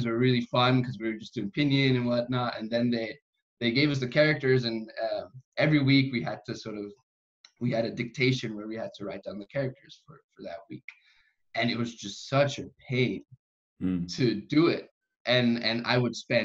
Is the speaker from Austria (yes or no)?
yes; Austria; first language German; English is a second language; I'm in Austria. I grew up here, and so German is my first language.